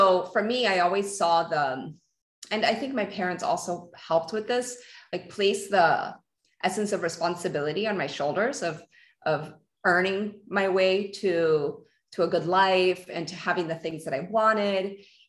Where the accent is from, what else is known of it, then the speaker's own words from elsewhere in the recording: Peru; so I'm Peruvian. I was born in Peru